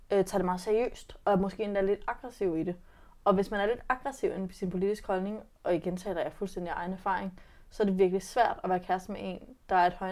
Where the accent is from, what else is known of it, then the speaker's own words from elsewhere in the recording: West Jutland, Denmark; Jeg er fra Vestjylland.